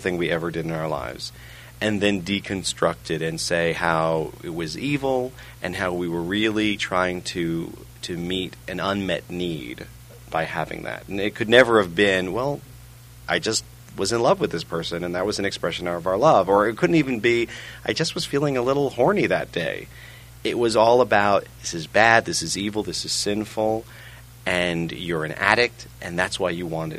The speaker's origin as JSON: {"language": "English", "region": "New York", "country": "United States", "tie": "born or raised there", "also_born_or_lived": "England / Memphis", "moved": "as an adult", "said": "I grew up in New York, which is technically a suburb of Europe."}